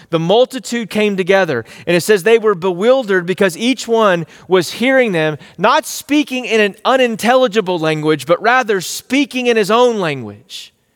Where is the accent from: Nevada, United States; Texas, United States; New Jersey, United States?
Texas, United States; East; growing up in East Texas, I was like, These are my people.